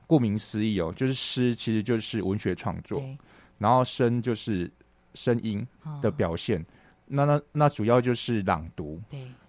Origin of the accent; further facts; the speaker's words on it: Chiayi, Taiwan; moved away as an adult; also born or lived in Hualien; 我那时候在嘉义长大，然后我在高职的时候是读